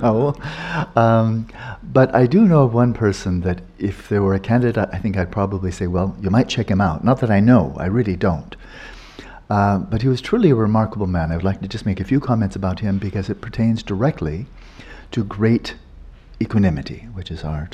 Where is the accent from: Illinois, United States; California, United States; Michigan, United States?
California, United States; Pasadena; I was born in Pasadena